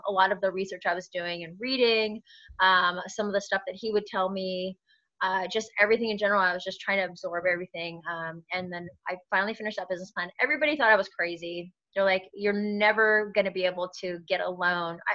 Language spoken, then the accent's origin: English; Sacramento, California, United States; in Northern California, in Sacramento. Nice. That's where I'm originally from